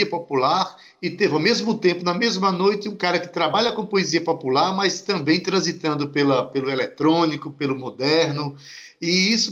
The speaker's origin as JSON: {"language": "Portuguese", "town": "Itabaiana", "region": "Paraíba", "country": "Brazil", "tie": "born or raised there", "said": "Eu que sou lá de Itabaiana"}